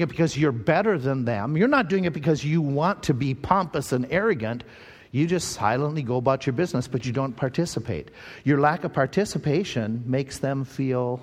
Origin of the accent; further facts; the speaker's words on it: Owatonna, Minnesota, United States; we were growing up in Owatonna, Minnesota, there was a Bible college right there in town